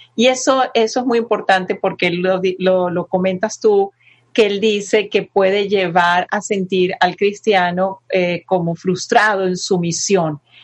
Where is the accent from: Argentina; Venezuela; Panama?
Venezuela; also born or lived in Madrid, Spain; yo nací en Madrid y me llevaron a Venezuela chiquitica, de año y medio